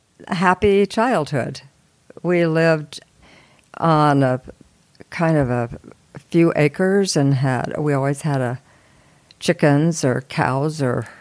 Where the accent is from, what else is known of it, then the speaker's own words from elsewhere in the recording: Twin Falls, Idaho, United States; moved away; also born or lived in Malad, Idaho / Big Cottonwood, Utah; I was born in Twin Falls, Idaho.